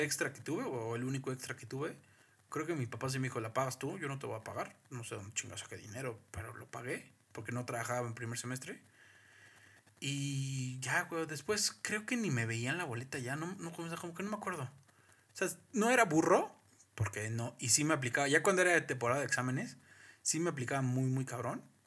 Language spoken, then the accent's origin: Spanish; Mexico; como mexicano